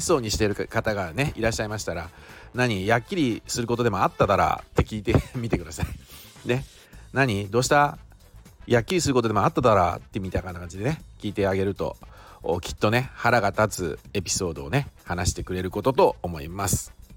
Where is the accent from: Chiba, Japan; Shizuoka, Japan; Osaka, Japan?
Shizuoka, Japan; accent: Shizuoka dialect; 静岡で私は生まれ育ってん